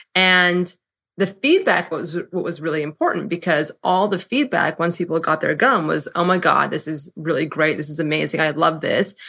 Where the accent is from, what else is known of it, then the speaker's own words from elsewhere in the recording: San Francisco, California, United States; moved away as an adult; now in New York, United States; I'm from San Francisco. went to college on the East Coast, and then moved to New York.